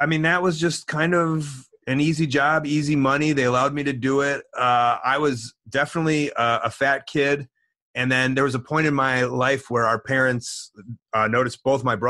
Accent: Deerfield, United States; I'm from Deerfield

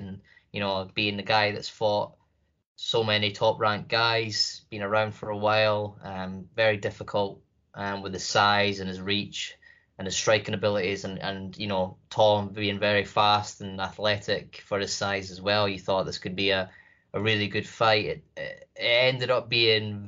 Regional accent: United Kingdom; being a Brit

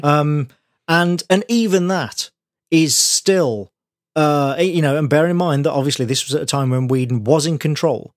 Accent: United Kingdom; as a Brit

